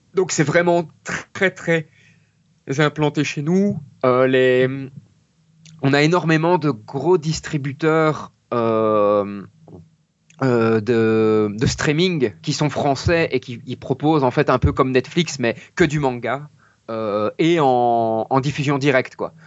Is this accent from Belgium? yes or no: yes; Mons, Wallonia, Belgium; je viens de Belgique